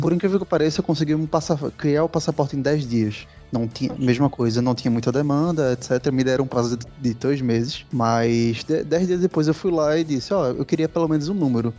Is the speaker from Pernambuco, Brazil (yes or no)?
yes; Recife, Pernambuco, Brazil; moved away as an adult; now in Portugal; Eu sou de Recife, Pernambuco